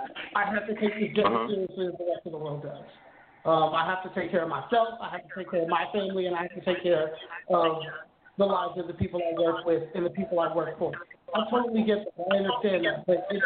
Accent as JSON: {"language": "English", "town": "Los Angeles", "region": "California", "country": "United States", "said": "I'm from {S6} Hey, {S7} LA."}